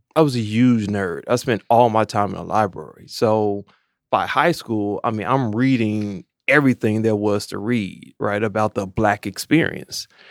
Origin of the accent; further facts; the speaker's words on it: Maywood, Illinois, United States; also born or lived in Champaign / Chicago; I grew up in Maywood